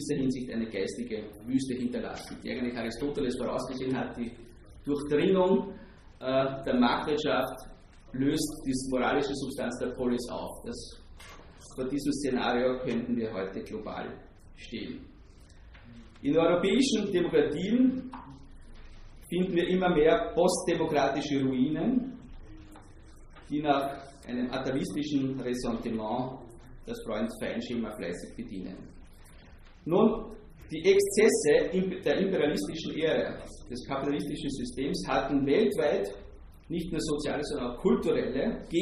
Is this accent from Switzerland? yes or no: no; Austria; denn in der österreichischen Philosophie als Österreicher haben wir ein besonderes Gespür für Dekadenz